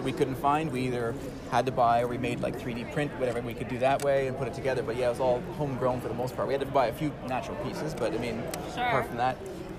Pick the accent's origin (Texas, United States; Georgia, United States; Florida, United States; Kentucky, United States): Florida, United States; South; We're from we're from South Florida.